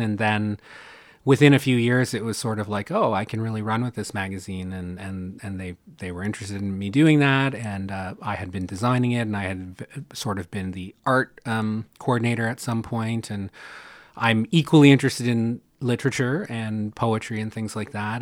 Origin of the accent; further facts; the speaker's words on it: Canada; a Canadian